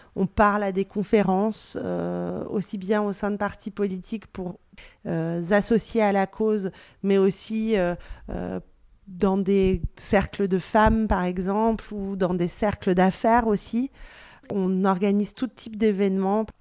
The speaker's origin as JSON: {"language": "French", "country": "France", "tie": "born or raised there", "also_born_or_lived": "Belgium", "first_language": "Persian", "second_language": "French", "said": "je suis née en Belgique, même si j'ai grandi en France."}